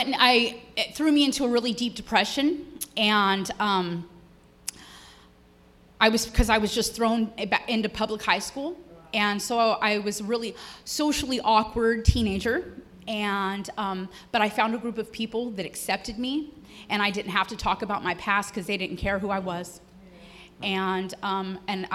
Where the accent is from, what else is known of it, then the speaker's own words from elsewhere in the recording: Marysville, California, United States; I'm from Marysville, Yuba City, California.